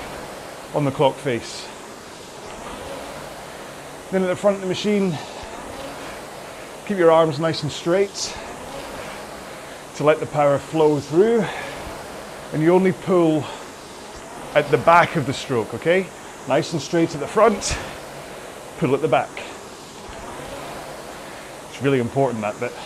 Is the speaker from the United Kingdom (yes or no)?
yes; Scotland, United Kingdom; accent: Scottish